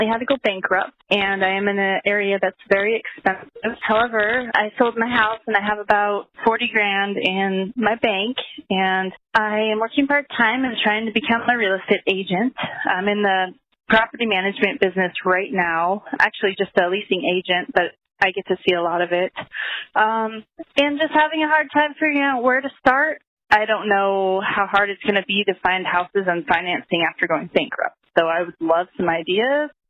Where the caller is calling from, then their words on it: Portland, Oregon, United States; I'm calling from the Portland, Oregon area.